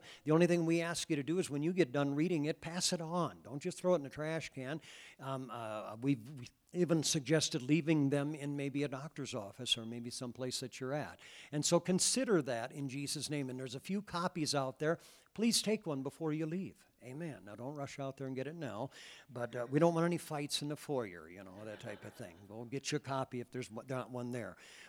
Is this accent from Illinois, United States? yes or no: no; Iowa, United States; now in Wyoming, United States; You know, we came from Iowa, and so we're used to in April, generally it rains.